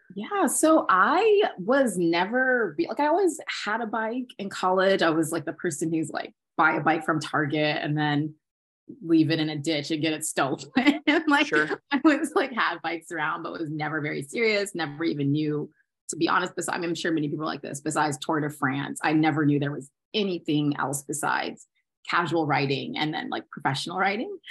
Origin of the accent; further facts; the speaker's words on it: Maryland, United States; I'm from Maryland from the suburbs.